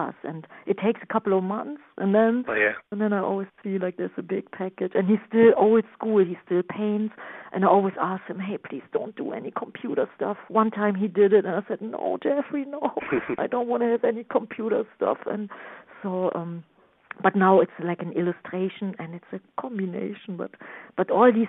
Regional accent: Düsseldorf, North Rhine-Westphalia, Germany; English is a second language; moved away as an adult; now in New York, United States; my hometown, Düsseldorf, Germany, where everything started

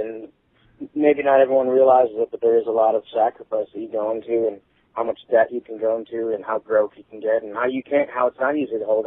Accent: Detroit, Michigan, United States; we're from Detroit, Michigan

